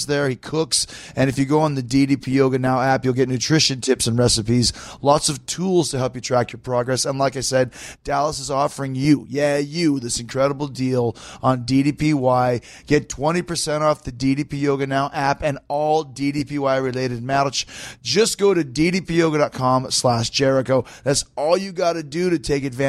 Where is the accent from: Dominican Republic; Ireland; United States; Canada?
Canada; Winnipeg, Manitoba; Man, I'm from Winnipeg